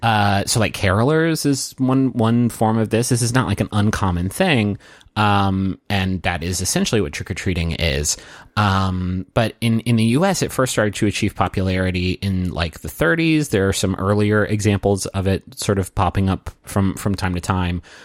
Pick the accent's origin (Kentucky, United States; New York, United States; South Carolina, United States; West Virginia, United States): West Virginia, United States; Huntington; now in Austin, United States; I am from Huntington, West Virginia